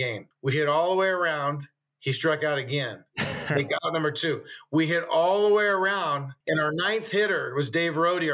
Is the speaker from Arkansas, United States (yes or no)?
no; Cupertino, California, United States; also born or lived in San Jose / Moraga; I grew up in the Bay Area in Cupertino and San Jose, basically, as a young kid, then Moraga in high school.